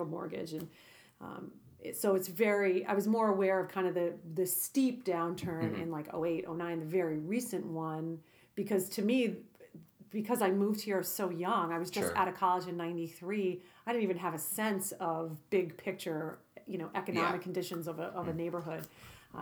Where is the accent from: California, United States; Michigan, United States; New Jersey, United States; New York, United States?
New York, United States; New York City; moved away; growing up in Brooklyn